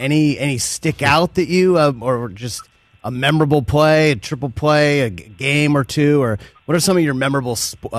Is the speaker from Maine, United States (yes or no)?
yes; Maine, United States; here. I grew up in Maine